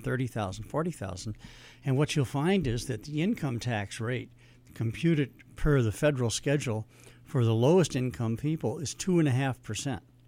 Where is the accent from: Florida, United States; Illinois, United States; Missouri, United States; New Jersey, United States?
Missouri, United States; St. Louis; moved away as an adult; I'm from Saint Louis